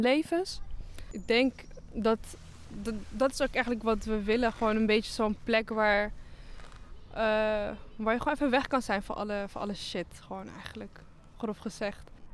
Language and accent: Dutch; Netherlands; ik ben opgegroeid in Oost